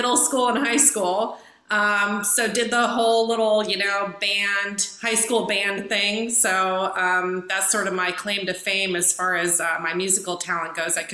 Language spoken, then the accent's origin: English; Minnesota, United States; moved away as an adult; also born or lived in Central Florida; now in Orlando, United States; I'm from Minnesota